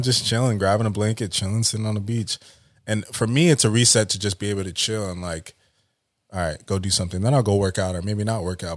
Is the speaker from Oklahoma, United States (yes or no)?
no; Oxnard, California, United States; also born or lived in Montana; I grew up Southside of Oxnard, went to China Islands High School, um, then went to Ventura College